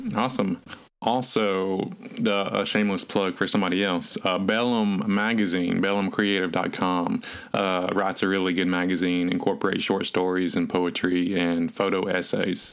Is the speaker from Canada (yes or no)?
no; North Alabama, United States; I'm from North Alabama and still live in North Alabama.